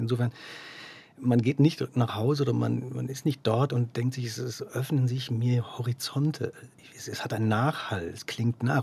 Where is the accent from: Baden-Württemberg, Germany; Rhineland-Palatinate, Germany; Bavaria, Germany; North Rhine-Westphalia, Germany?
North Rhine-Westphalia, Germany; Dortmund; now in Zurich, Switzerland; Ich bin in Dortmund geboren und aufgewachsen.